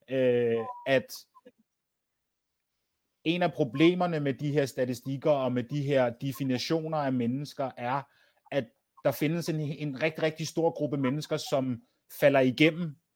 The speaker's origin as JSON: {"language": "Danish", "country": "Denmark", "said": "Jeg har en dansk mor. Jeg er, jeg, jeg, jeg, er dans, jeg er dansker. Ja. Yeah født, dan- født dansk med dansk pas i Danmark"}